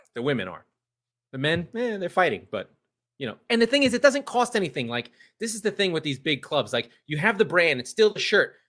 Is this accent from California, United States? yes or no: yes; San Diego, California, United States; She pl, she plays here in my hometown